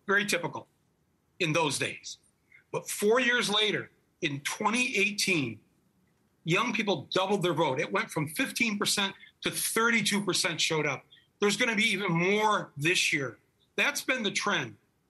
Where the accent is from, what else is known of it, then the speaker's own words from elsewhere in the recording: Midwest, United States; I'm from the Midwest.